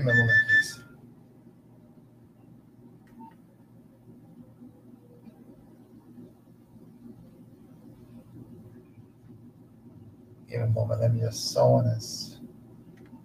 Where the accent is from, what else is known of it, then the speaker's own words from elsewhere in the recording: Lagos, Nigeria; also born or lived in Abia State; I grew up in Lagos, but I'm from Abia State